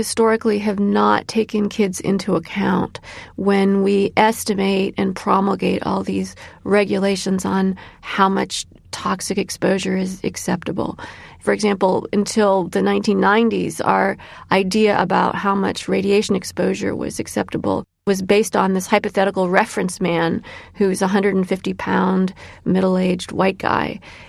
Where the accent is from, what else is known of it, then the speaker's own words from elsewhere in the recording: Illinois, United States; My son Elijah is named after a 19th century abolitionist from my home state of Illinois